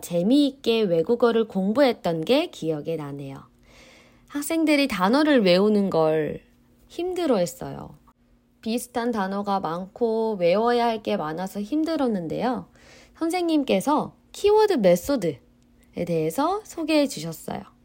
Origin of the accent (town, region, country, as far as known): South Korea